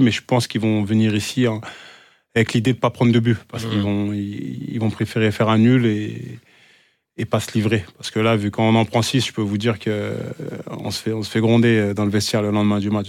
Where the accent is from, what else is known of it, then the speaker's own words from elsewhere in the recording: Évreux, Normandy, France; now in Rodez, France; je suis parti de, d'Evreux, d'une petite banlieue